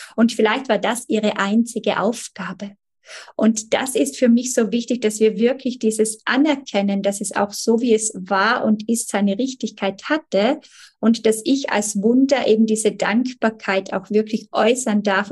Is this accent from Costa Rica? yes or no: no; Italy; bei uns in Italien